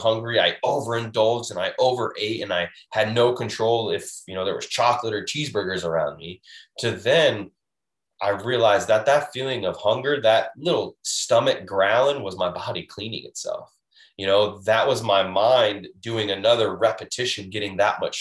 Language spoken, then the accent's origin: English; Washington, United States; now in Florida, United States; I'm originally from Washington State, where you can just pour right out of the sink